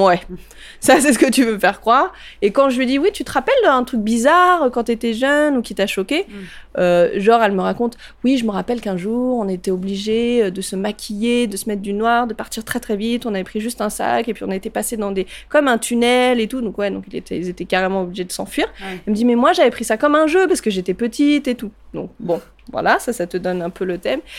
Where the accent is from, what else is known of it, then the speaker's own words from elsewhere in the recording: France; je suis française. Ok, ma grand-mère est viette, mais mes grands-parents sont asiatiques